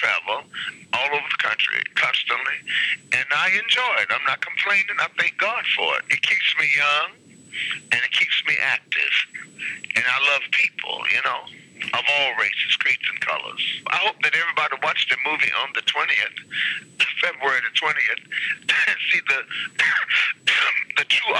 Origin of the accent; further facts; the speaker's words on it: Washington, District of Columbia, United States; I'm from Washington, D.C. I was married for many years.